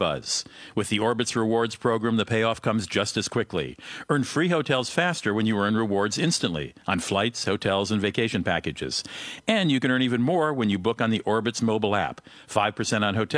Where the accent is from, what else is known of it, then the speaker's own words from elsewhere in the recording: Germany; moved away; I grew up in Germany